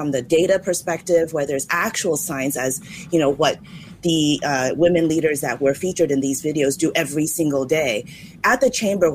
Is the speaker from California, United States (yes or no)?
yes; California, United States; now in Singapore; I grew up in California, so I'm Chinese American.